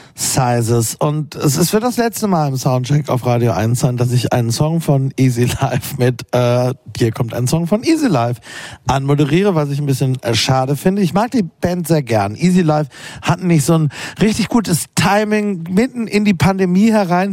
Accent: Berlin, Germany; als Berliner

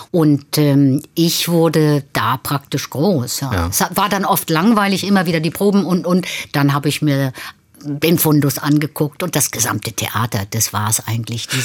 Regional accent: North Germany, Germany; Ich komme aus dem Norden, gehe rein und sage, ich möchte ein Schwarzbrot.

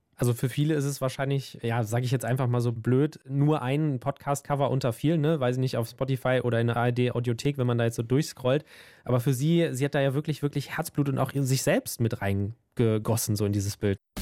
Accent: Germany; bei uns in Deutschland

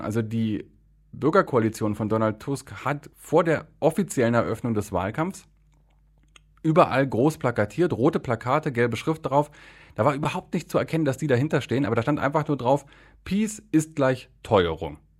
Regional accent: Germany; now in Poland; ich bin ja Deutscher und mein, mein Polnisch funktioniert, aber man hört mir schon an, dass das nicht meine Muttersprache

